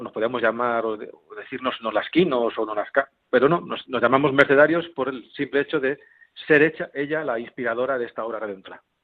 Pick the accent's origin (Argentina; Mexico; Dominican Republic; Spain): Spain; Herencia, Castilla-La Mancha; en mi pueblo, ahí es un pueblo, como bien has dicho, de la zona de, La Mancha, Ciudad Real, Herencia